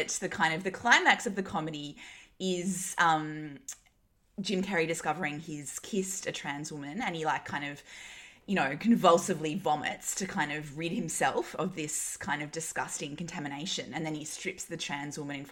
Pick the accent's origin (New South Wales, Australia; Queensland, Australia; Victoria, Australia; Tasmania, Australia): New South Wales, Australia; Newcastle; I grew up in Newcastle in the 90s and early 2000s. It was a super like white, straight, you know, kind of Aussie white bread culture